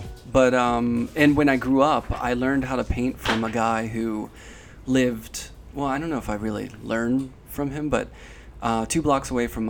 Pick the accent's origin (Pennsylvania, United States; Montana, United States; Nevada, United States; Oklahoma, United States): Pennsylvania, United States; Pittsburgh; Well, we're both from Pittsburgh